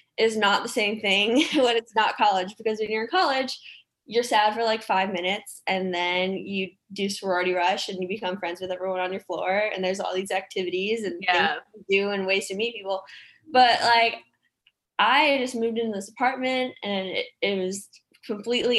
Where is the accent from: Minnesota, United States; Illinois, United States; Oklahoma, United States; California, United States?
Illinois, United States; Chicago; moved away as an adult; also born or lived in Nebraska; I'm originally from the Chicagoland area.